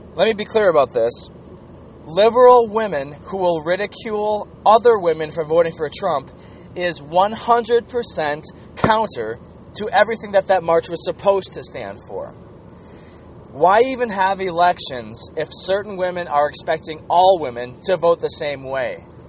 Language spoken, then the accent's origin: English; Minnesota, United States; I was from the Gopher State, and that uh, the women that I was raised with, the women that I grew up with here in Minnesota